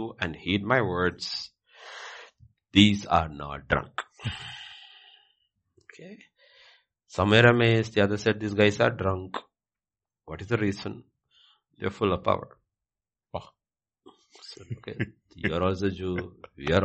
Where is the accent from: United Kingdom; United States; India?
India; I'm also Indian.